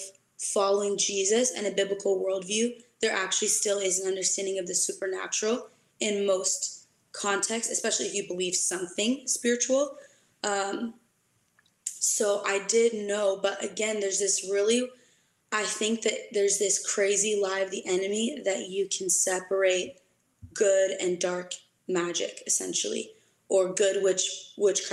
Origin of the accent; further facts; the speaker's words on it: Senegal; also born or lived in United States; now in Oregon, United States; I grew up with my mom, you know, in West Africa. I was born in America. We moved quickly to West Africa